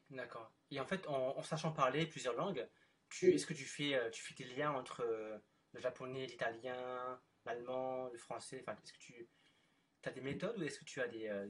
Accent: France; accent: French; j'ai un accent français quand je parle anglais.

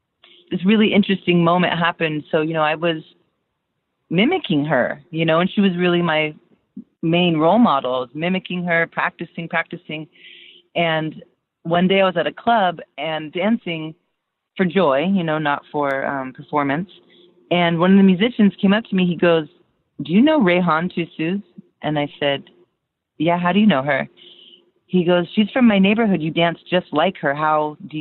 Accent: United States; also born or lived in Turkey; I was raised in America

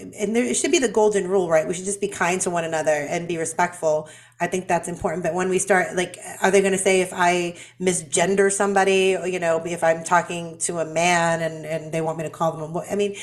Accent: Boston, Massachusetts, United States; I'm from Boston

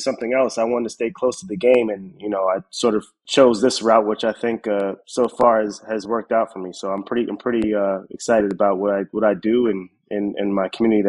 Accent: New York City, New York, United States; I grew up in Harlem, born and raised. you know, always grew up playing baseball there.

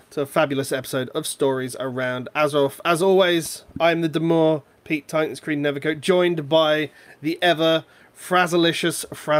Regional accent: United Kingdom; we're British

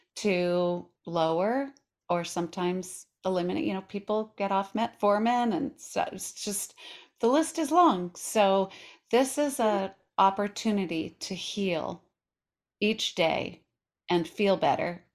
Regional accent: Colorado, United States; also born or lived in New York City; now in Portland, United States; I live in Portland, Oregon, but I was raised in Colorado. I lived in New York City

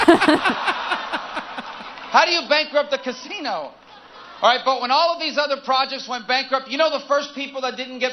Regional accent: Florida, United States; in Florida, my home state, right now

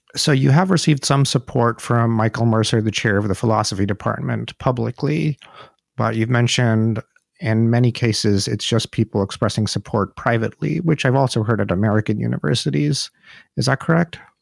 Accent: India; moved away as an adult; now in United States; I'm from India myself, and I left India

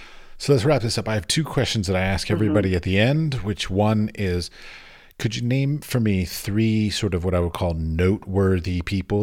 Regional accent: United States; moved away as an adult; now in Europe; I'm American.

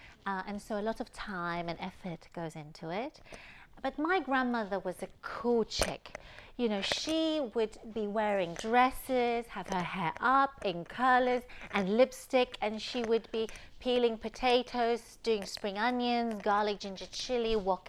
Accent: Taiwan; also born or lived in Taipei; so I was born in Taiwan and in Taipei. But in the culture there in Taiwan is that when you're young, you stay with your grandparents.

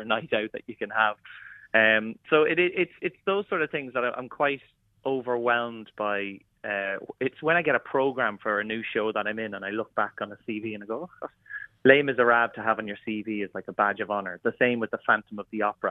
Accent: Kilmessan, County Meath, Ireland; moved away; my local village in Kilmessan

